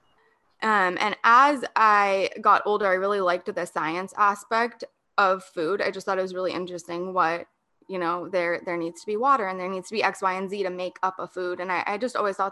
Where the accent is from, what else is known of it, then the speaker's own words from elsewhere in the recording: San Diego, California, United States; also born or lived in Denver, Colorado / Orange County, California; I was born and raised in San Diego, moved away to Denver, Colorado for a bit, and then moved to Orange County for a bit. And now I am back here in San Diego